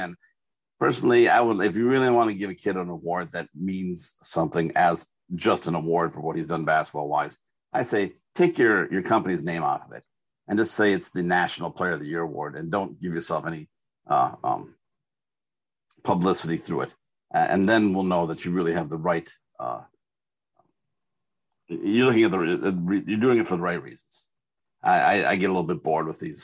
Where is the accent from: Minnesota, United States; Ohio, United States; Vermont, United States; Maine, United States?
Minnesota, United States; I'm Minnesotan through and through.